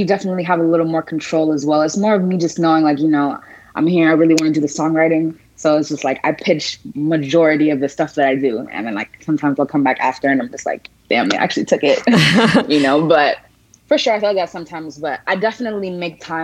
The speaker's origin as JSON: {"language": "English", "area": "Broward County", "region": "Florida", "country": "United States", "tie": "born or raised there", "said": "I love Florida. This is home. I was raised in Broward County"}